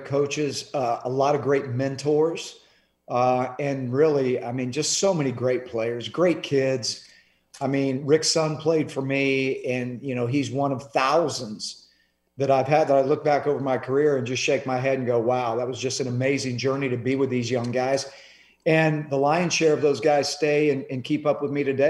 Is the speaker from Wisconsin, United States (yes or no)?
no; Clearwater, Florida, United States; I was born and raised in Clearwater, which is right next to Tampa